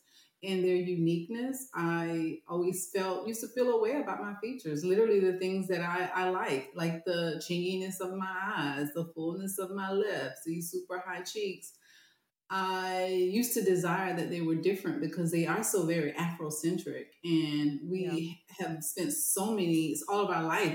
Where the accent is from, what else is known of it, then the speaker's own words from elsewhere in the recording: the South, United States; I was growing up in the South